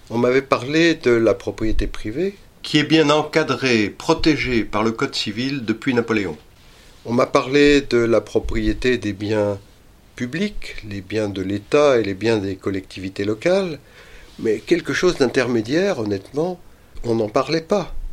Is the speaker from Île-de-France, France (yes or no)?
yes; Paris, Île-de-France, France; Je vous ai dit que je suis parisien.